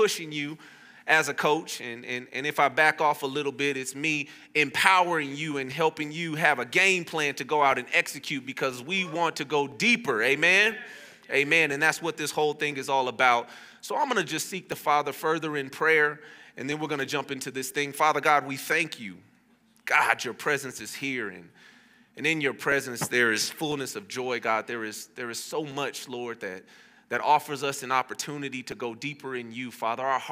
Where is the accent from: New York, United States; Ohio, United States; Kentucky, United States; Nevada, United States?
Nevada, United States; Las Vegas; also born or lived in Fresno; I grew up here in Vegas, obviously, and I played at Cimarron Memorial High School